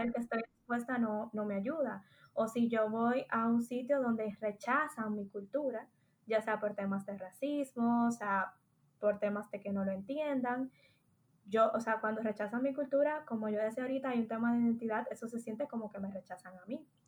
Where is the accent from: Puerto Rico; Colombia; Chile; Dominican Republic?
Dominican Republic; moved away; also born or lived in Spain; soy dominicana